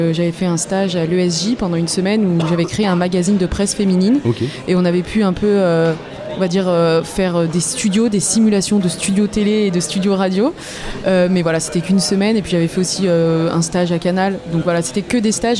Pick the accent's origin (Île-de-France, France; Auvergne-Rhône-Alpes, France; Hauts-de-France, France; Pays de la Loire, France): Auvergne-Rhône-Alpes, France; Lyon; moved away as an adult; now in Caen, France; je suis lyonnaise